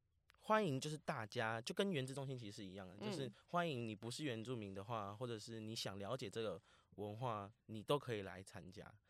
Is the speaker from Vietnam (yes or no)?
yes; Vietnam; now in Taiwan; 现在我说，对啊，我是越南人，怎么了吗？我还就就热烈跟他分享。